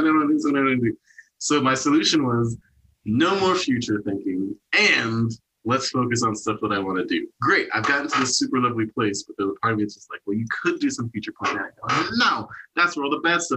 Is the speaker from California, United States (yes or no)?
no; Wichita, Kansas, United States; moved away; also born or lived in Portland; Portland is like not my hometown, my hometown's Wichita, but like my hood, my city is Portland